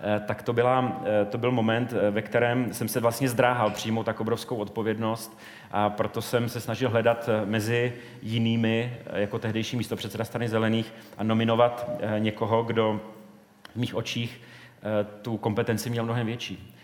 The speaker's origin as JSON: {"language": "Czech", "town": "Brno", "region": "South Moravian Region", "country": "Czechia", "tie": "born or raised there", "said": "v Brně, v mém rodném městě"}